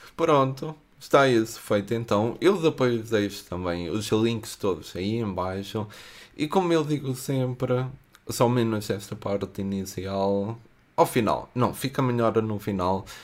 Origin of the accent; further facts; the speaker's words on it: Coimbra, Centro, Portugal; eu venho de Coimbra